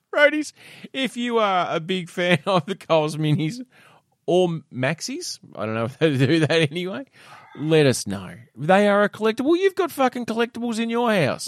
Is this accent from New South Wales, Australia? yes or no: no; Tasmania, Australia; growing up in Tassie